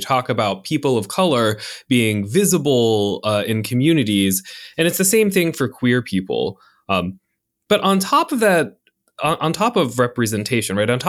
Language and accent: English; North Carolina, United States; now in Florida, United States; I mean, I'm from North Carolina originally, so like it's all a wash.